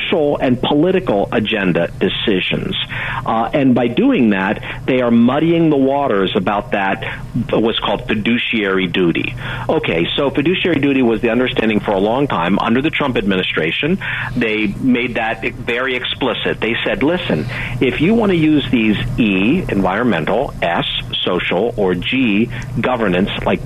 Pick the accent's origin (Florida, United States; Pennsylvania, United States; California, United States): Pennsylvania, United States; Pittsburgh; I'm from Pittsburgh